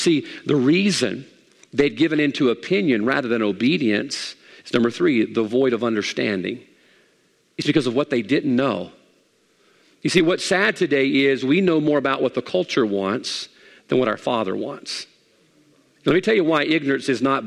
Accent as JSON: {"language": "English", "country": "United States"}